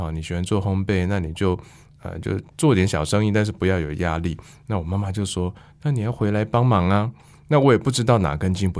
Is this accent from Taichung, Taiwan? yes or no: yes; Wufeng, Taichung, Taiwan; 雾峰算是我的老家嘛，那也是我祖辈的老家啊。